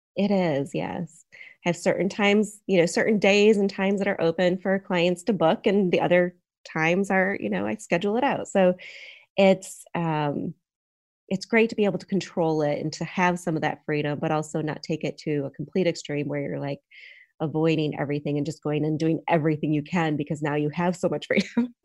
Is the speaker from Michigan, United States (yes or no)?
yes; Michigan, United States; now in Charlotte, United States; I grew up in a, on a farm in Michigan